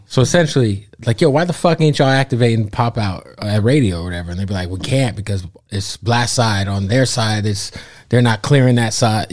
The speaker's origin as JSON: {"language": "English", "town": "Phoenix", "region": "Arizona", "country": "United States", "also_born_or_lived": "Florida", "moved": "yes", "lives_now": "Los Angeles, United States", "said": "I'm from Phoenix. I'm a West Coast dude"}